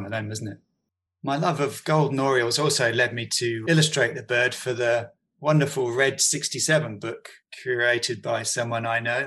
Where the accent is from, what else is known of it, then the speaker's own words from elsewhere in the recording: Bedfordshire, East of England, United Kingdom; now in London, United Kingdom; I'm originally from Bedfordshire